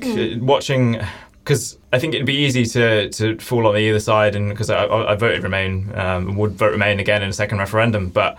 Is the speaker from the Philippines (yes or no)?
no; England, United Kingdom; moved away as an adult; now in Leuven, Belgium; So I'm from England. I'm an Erasmus exchange here in Leuven from the University of Leeds. I've been here since September